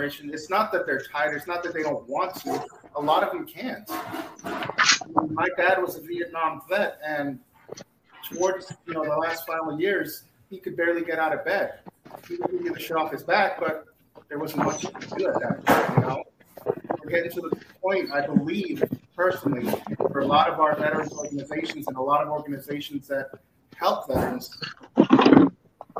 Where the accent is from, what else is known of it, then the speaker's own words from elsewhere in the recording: Boston, Massachusetts, United States; when I was younger, I grew up in Boston